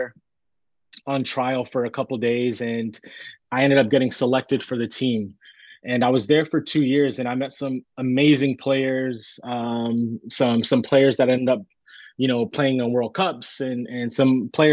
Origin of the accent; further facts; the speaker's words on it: Tampa, Florida, United States; growing up, I'm from Tampa